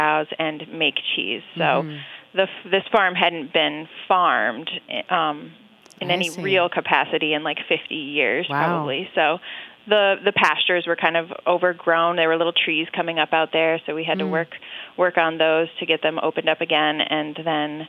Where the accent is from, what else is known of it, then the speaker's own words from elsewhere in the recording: central New York State, United States; I grew up in New York State in the central part of the state on a dairy farm